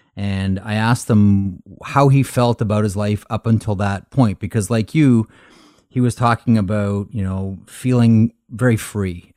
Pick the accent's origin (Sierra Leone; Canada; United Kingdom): Canada; Toronto, Ontario; I grew up playing hockey in Toronto